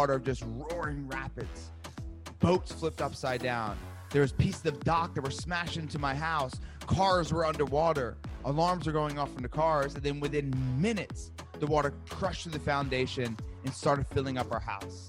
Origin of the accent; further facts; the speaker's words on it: New Jersey, United States; I'm from Jersey